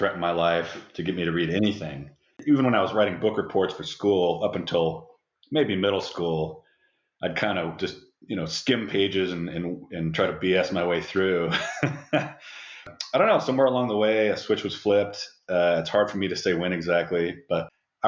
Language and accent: English; Seattle, Washington, United States; moved away as an adult; now in Louisville, United States; I grew up in the Pacific Northwest and stayed there for college and grad school